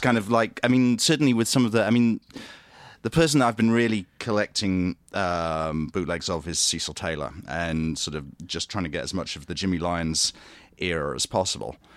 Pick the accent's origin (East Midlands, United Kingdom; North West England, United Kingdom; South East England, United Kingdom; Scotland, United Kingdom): East Midlands, United Kingdom; Grantham; moved away as an adult; also born or lived in Great Yarmouth / Oxford / Nottingham; now in London, United Kingdom; I was born in Great Yarmouth, which is in East Anglia, uh, but st-, I grew up in a town called Grantham, which is sort of in the Midlands.